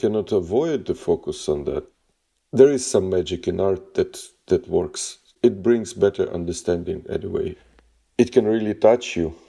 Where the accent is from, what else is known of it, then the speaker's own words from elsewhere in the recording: Kyiv, Ukraine; I'm from Kyiv. I'm artist